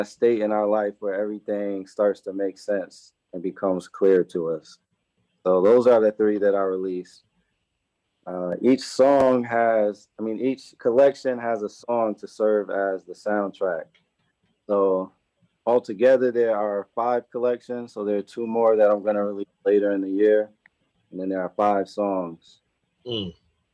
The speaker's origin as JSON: {"language": "English", "town": "New Haven", "region": "Connecticut", "country": "United States", "tie": "born or raised there", "said": "I grew up here in New Haven"}